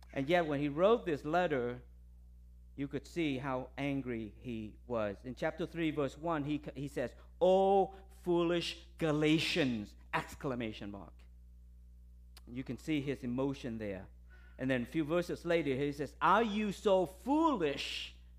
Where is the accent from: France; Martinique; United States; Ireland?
United States; Tampa, Florida; I'm from Tampa.